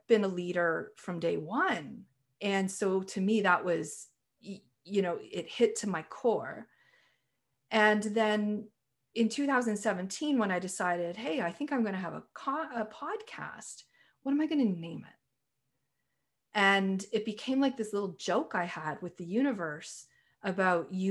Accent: Canada; also born or lived in Toronto, Canada / British Columbia, Canada; I'm a Canadian

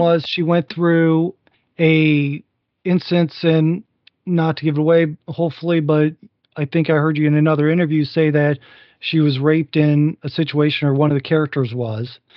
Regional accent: Northwest Ohio, United States; I grew up in Northwest Ohio

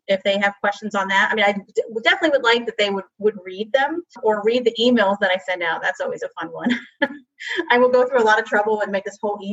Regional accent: New Jersey, United States; I'm from New Jersey

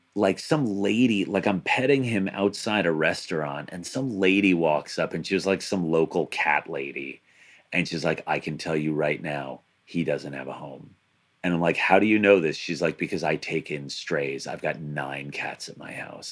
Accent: Long Island, New York, United States; now in New Jersey, United States; I, I, grew up on Long Island

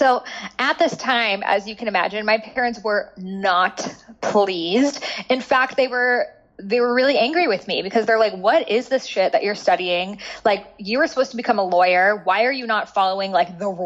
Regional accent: Boston, Massachusetts, United States; I grew up in Boston

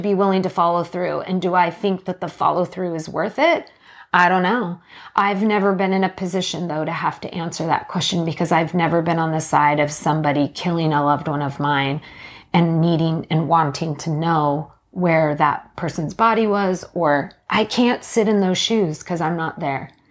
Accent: Canada; now in Washington, United States; I was born in Canada

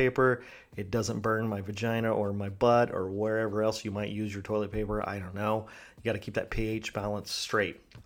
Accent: China; moved away; when I was a kid growing up in China

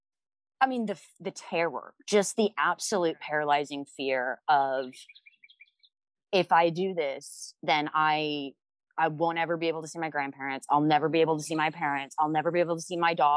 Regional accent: the Bible Belt, United States; I grew up in the Bible Belt

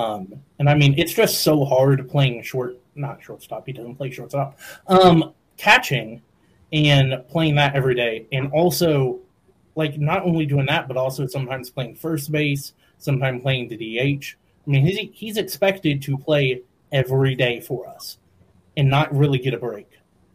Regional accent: Dayton, Ohio, United States; Growing up in Dayton

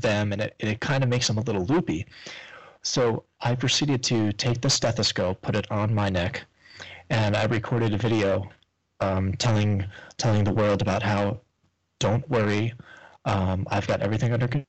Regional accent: New York, United States; moved away as an adult; now in Florida, United States; I'm from up north. I'm from New York

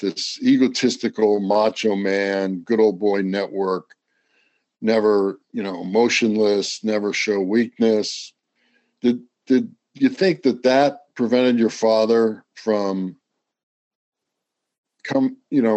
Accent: Midwest, United States; moved away; I went to the Ohio State University, so I'm Midwestern as well.

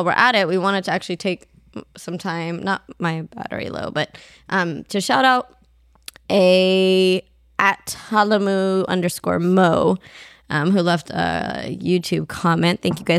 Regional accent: Ethiopia; first language Amharic; English is a second language; Ethiopia, Amharic was my first language

